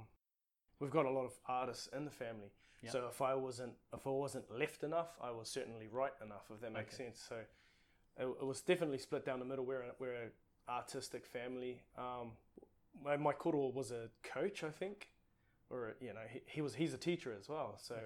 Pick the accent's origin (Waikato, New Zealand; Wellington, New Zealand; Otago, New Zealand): Waikato, New Zealand; Tūrangi; first language Māori; English is a second language; also born or lived in Papakura, South Auckland; I was born in South Auckland, but I think it was one of those places. Mum was quite young when she had me. She was 16, just turned 16 when she and my dad had me. He was about 17, and they decided to move back to his sort of hometown where he grew up, and that's Tūrangi.